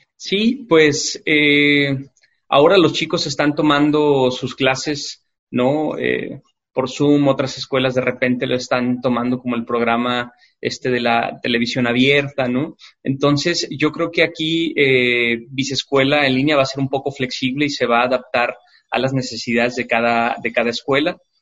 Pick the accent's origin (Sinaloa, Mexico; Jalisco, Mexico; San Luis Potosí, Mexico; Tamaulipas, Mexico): Jalisco, Mexico; Guadalajara; como sociedad tapatía